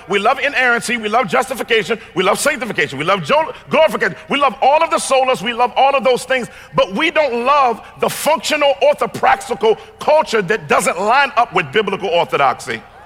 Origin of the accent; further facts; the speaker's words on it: Washington, District of Columbia, United States; I come from Chocolate City, Washington, D.C.